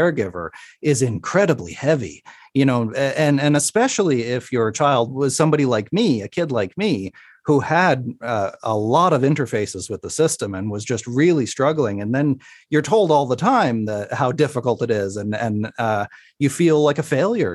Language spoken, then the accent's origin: English; Sydney, Nova Scotia, Canada; my hometown on the East Coast, uh, in Sydney, Nova Scotia